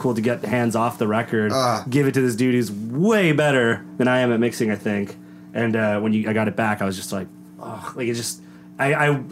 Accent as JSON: {"language": "English", "town": "Downey", "region": "California", "country": "United States", "tie": "born or raised there", "said": "my family and people I grew up with in Downey"}